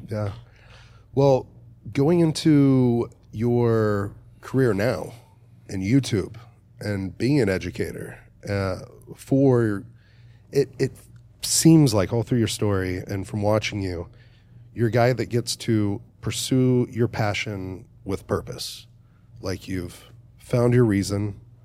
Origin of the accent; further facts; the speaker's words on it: Dallas, Texas, United States; I'm from Dallas